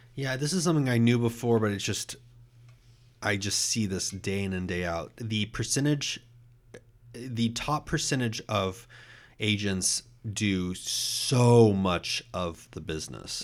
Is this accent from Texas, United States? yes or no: yes; Austin, Texas, United States; I grew up in Austin